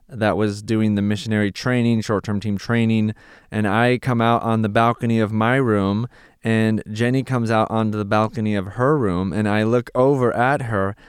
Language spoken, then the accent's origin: English; Santa Clarita, California, United States; moved away as an adult; now in Czech Republic; I grew up here in Santa Clarita, was born and raised in Canyon Country